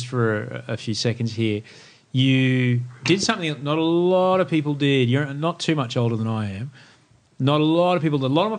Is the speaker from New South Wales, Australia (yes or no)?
no; Brisbane, Queensland, Australia; now in Sydney, Australia; I grew up in Brisbane, it's an odd place.